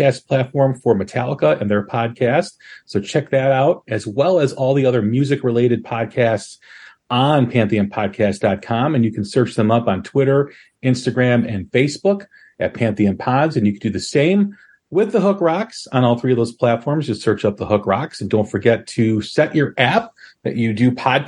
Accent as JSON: {"language": "English", "town": "Chicago", "region": "Illinois", "country": "United States", "tie": "born or raised there", "said": "Growing up in Chicago"}